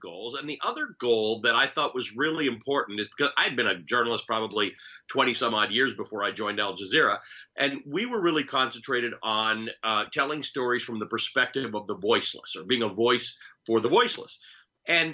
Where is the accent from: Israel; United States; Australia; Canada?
Canada; also born or lived in Kenya; I'm a Kenyan-born Muslim who grew up in Canada